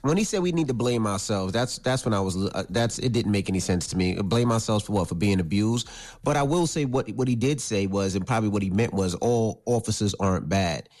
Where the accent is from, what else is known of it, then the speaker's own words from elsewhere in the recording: New York City, New York, United States; growing up in New York